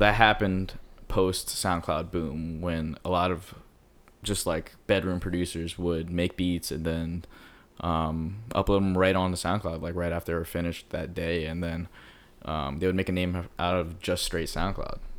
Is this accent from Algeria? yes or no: no; Philadelphia, Pennsylvania, United States; now in Los Angeles, United States; I'm from Philly